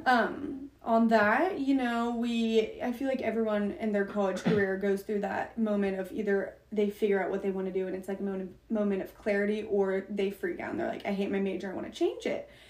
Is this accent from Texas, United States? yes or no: yes; Plano, Texas, United States; moved away as an adult; now in Norman, United States; I was born and raised in Plano